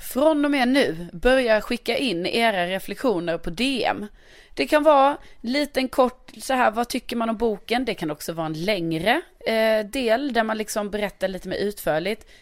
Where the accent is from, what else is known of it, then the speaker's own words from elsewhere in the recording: Lund, Skåne, Sweden; now in Stockholm, Sweden; min hemstad Lund